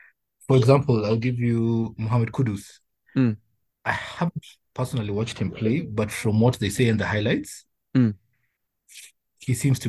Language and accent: English; Homa Bay County, Kenya; I'm from Homa Bay County.